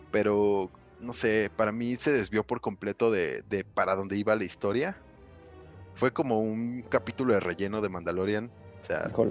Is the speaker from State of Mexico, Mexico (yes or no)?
yes; Cuautitlán Izcalli, State of Mexico, Mexico; yo tenía como 15 años más o menos cuando nos conocimos. Oriundos de, de Iscali.